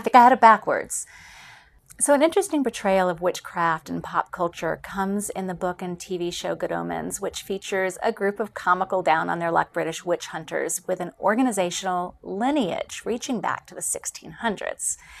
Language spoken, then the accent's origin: English; near Salem, Massachusetts, United States; I grew up near Salem, Massachusetts